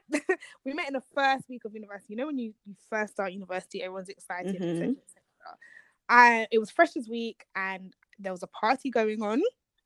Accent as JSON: {"language": "English", "country": "Nigeria"}